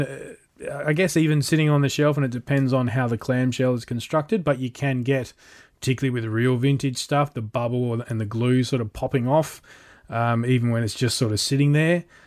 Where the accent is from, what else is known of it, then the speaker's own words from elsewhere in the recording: Australia; as an Australian